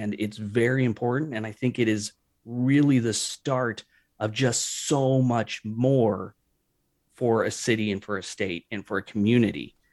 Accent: St. Louis, Missouri, United States; moved away as an adult; also born or lived in West Coast; I was from Saint Louis

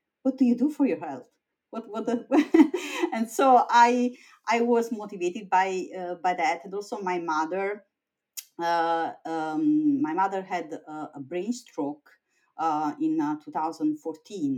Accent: Italy; moved away as an adult; also born or lived in Vienna, Austria / Oxford, United Kingdom / Stanford, United States; now in United States; I was born in Italy

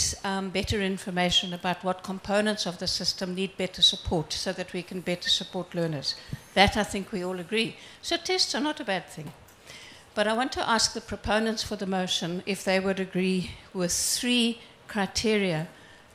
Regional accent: South Africa; I'm from South Africa.

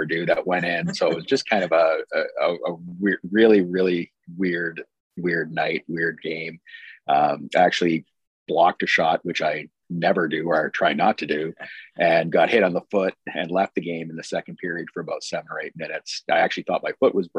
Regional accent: Brandon, Manitoba, Canada; now in Alaska, United States; growing up in Brandon from the time I could remember

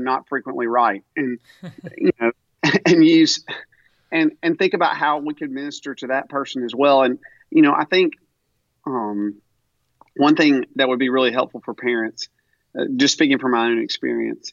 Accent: Tupelo, Mississippi, United States; I'm from Tupelo

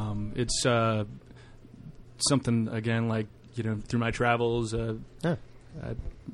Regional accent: Atlanta, Georgia, United States; I'm from Atlanta originally.

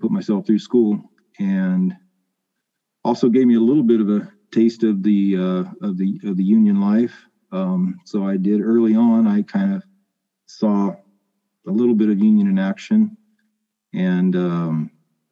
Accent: Riverdale, California, United States; also born or lived in Caruthers; I grew up right in between the towns of Riverdale and Carruthers. My parents moved out to the area when I was 4 years old

